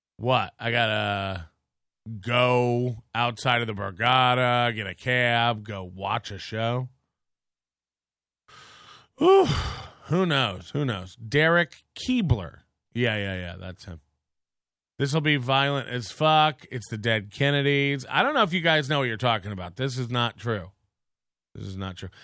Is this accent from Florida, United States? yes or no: yes; Florida, United States; I'm from Florida and I grew up poor